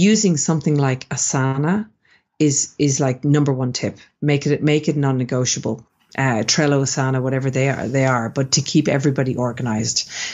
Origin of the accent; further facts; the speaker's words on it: Ireland; moved away; also born or lived in Sydney, Australia; So I'm Irish originally. Mm-hmm. I'm originally from Ireland. Mm-hmm. And I spent 17 years in beautiful Sydney, Australia.